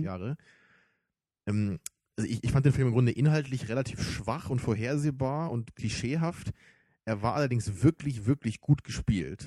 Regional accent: Germany; für uns als Deutsche

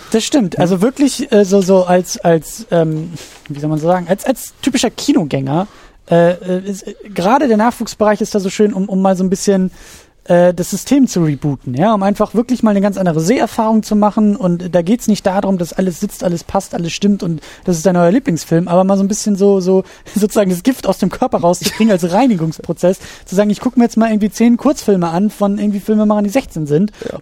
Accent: Schleswig-Holstein, Germany; als gebürtiger Schleswig-Holsteiner

